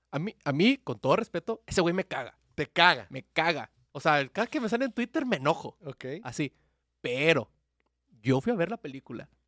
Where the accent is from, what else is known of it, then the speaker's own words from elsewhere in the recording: Mexico; El sentido de pertenencia de que somos México.